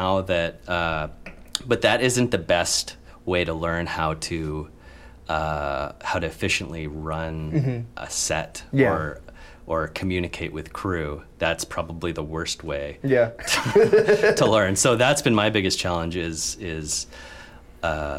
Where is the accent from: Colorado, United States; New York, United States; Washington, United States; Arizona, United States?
Arizona, United States; Tucson; growing up in Tucson, Arizona, where there's literally nothing